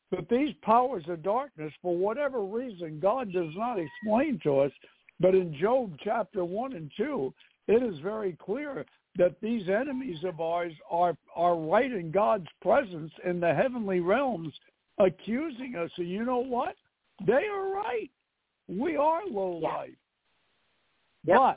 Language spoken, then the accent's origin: English; New York City, New York, United States; I'm from New York City.